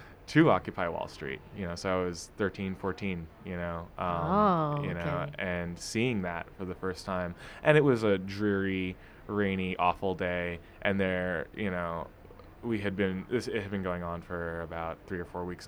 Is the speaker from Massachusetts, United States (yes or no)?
no; New York City, New York, United States; also born or lived in Cleveland, Ohio; I grew up in Brooklyn, in Fort Greene